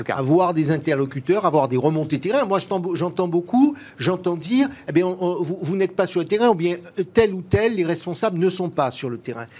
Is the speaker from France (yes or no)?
yes; France; chez nous, en France